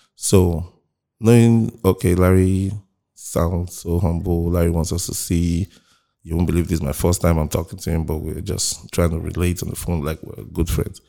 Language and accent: English; Lagos, Nigeria; also born or lived in Okija, Anambra State; Came back to Lagos and, um, I grew up Mushin.